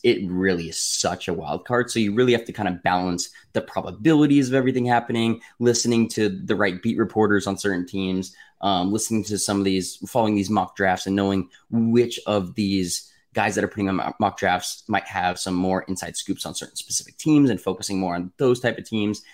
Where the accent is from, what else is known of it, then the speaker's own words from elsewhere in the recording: Arizona, United States; I'm from Arizona